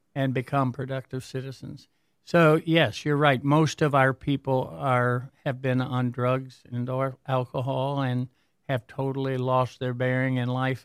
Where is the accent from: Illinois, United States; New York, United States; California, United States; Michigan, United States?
Michigan, United States; Warren; I basically grew up in, uh, Warren